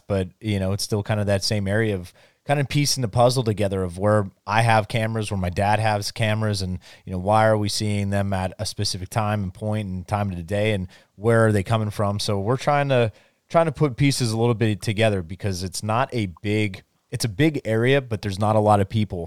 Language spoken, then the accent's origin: English; Hazleton, Pennsylvania, United States; I grew up just outside of Hazleton, so my whole life, and that's where I grew up hunting